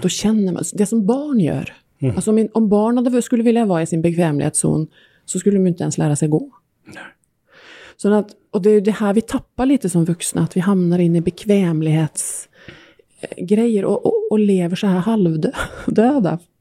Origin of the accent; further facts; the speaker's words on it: Norway; Swedish is a second language; moved away; norsk också